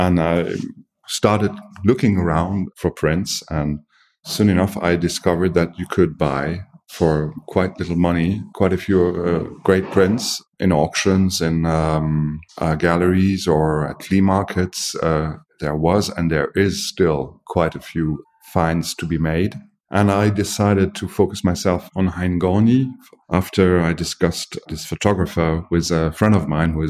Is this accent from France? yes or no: yes; France; moved away as an adult; now in Berlin, Germany; I'm half German. My mother is German, but I grew up in France. I feel French.